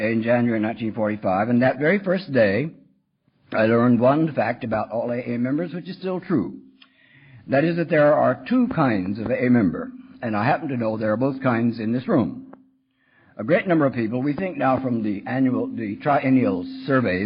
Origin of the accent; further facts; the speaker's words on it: Texas, United States; When I was a kid growing up in Texas